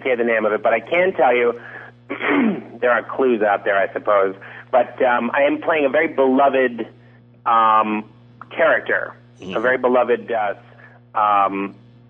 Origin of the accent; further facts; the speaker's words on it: Detroit, Michigan, United States; we grew up in Detroit together.